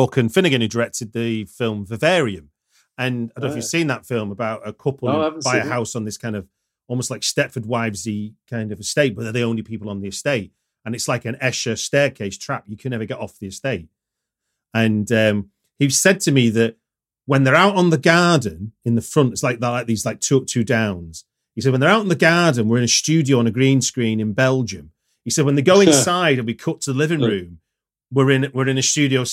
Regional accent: Manchester, North West England, United Kingdom; growing up in Manchester

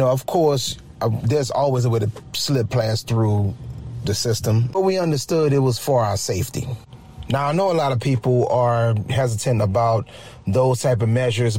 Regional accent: New Orleans, Louisiana, United States; I'm from New Orleans, I'm born and raised

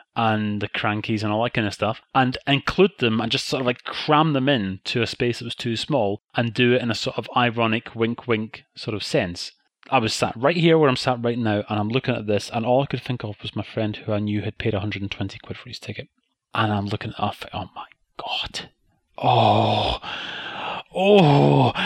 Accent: Scotland, United Kingdom; the shows that we grew up watching in Scotland

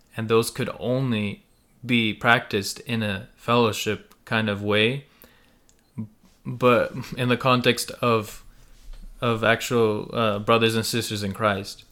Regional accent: United States; first language Russian and Ukrainian; English is a second language; I was born in America

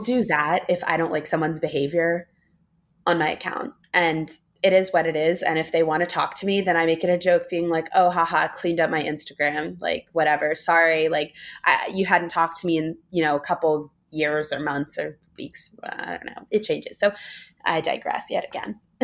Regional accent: New York City, New York, United States; moved away as an adult; also born or lived in Los Angeles; I grew up in New York City on the Upper East Side

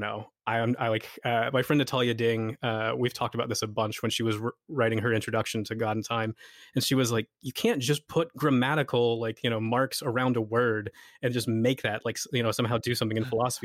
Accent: United States; moved away as an adult; now in Scotland, United Kingdom; I'm from America, but I work in Scotland

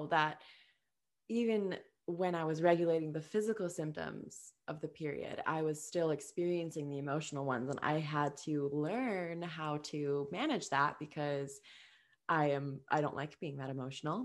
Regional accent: Minnesota, United States; we're from Minnesota

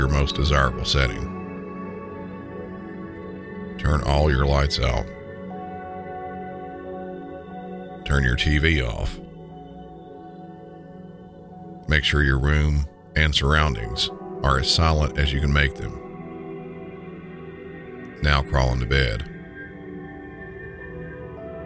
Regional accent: Southern United States, United States; accent: Southern; in my normal Southern accent

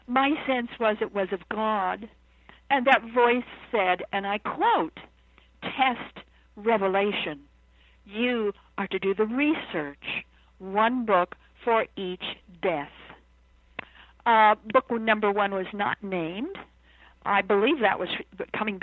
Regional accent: Idaho, United States; now in Virginia, United States; I'm an Idahoan by birth and raised in Idaho, now living in Virginia

